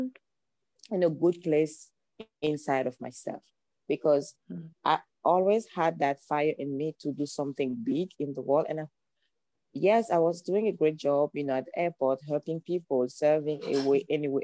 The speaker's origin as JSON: {"language": "English", "country": "Cameroon", "second_language": "English", "moved": "as an adult", "lives_now": "Los Angeles, United States", "said": "I'm originally from Cameroon. That's why you have this beautiful accent. I moved into Los Angeles almost 5 years ago now."}